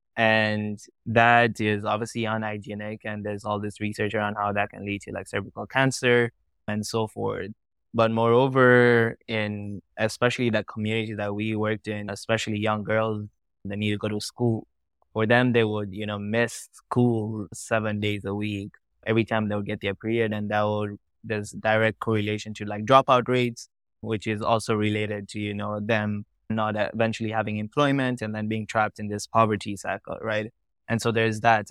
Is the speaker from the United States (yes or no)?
no; Tanzania; also born or lived in Kenya; I was born and raised in Tanzania, in East Africa